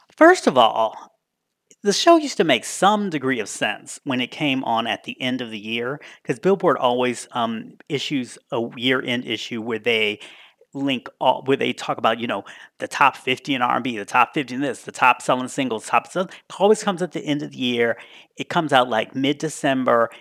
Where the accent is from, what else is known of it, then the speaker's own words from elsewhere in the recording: Washington, District of Columbia, United States; going to school in my hometown of D C